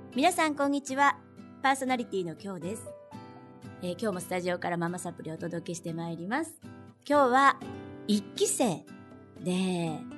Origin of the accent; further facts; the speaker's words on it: Kansai, Japan; うちはもう関西人なんで。私も主人も。